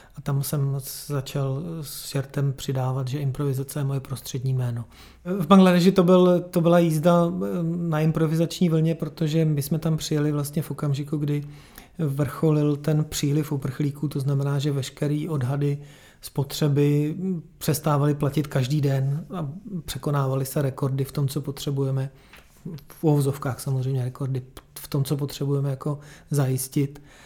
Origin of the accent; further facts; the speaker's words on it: Czechia; u nás v Čechách